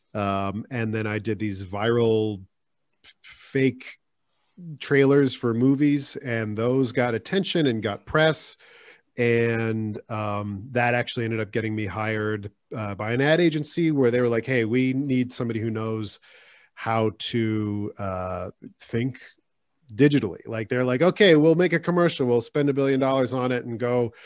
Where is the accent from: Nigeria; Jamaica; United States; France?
United States; Silver Spring, Maryland; now in California, United States; I'm from Maryland," and they go, "Like, Baltimore?" I'm like, "No, it's Silver Spring